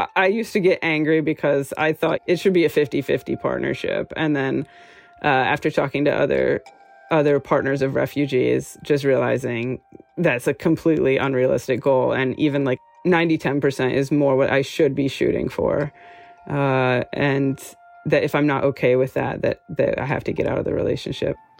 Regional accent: United States; moved away as an adult; now in Amsterdam, Netherlands; I'm an American graphic designer uh, living and working in Amsterdam

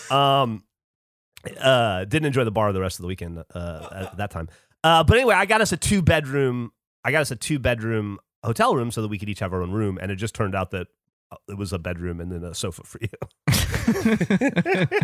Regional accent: United States; in America, growing up in America, like, getting through school faster and younger was was prized

